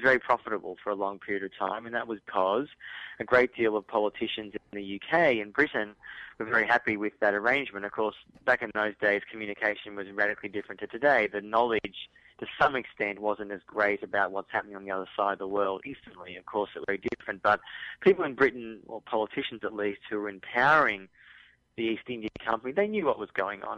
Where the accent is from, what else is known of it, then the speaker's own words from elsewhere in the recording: Australia; I'm from Australia, people can probably recognise my accent